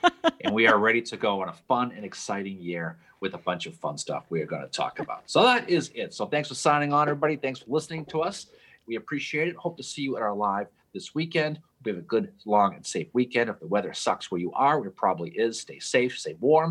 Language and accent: English; New England, United States; True New Englander, which is what I am